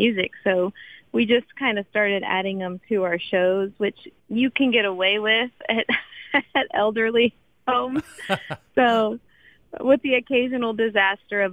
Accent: San Antonio, Texas, United States; now in Austin, United States; I grew up in San Antonio

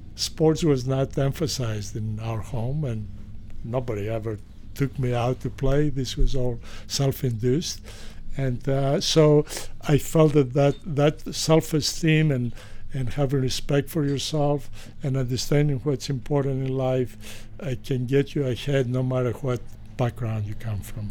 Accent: Greece; moved away; I was born in Greece

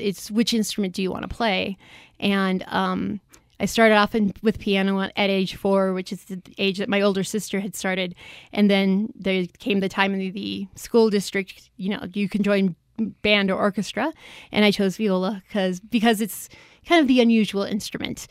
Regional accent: Chicago, Illinois, United States; moved away; I'm from the Chicago area originally, and when I was growing up, there were two classical stations

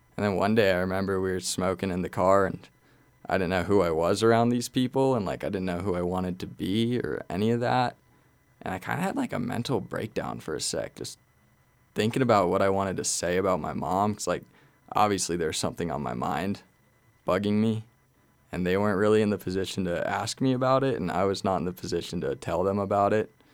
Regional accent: Glenwood Springs, Colorado, United States; I was born and raised in Glenwood Springs

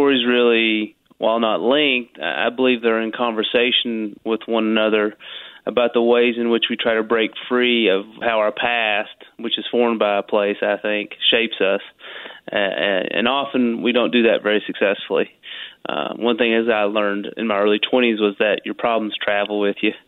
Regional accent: Corbin, Kentucky, United States; growing up in a place like Corbin

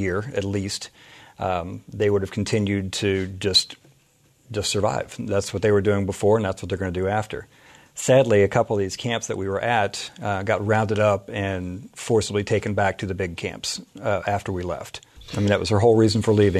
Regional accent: United States; as an American

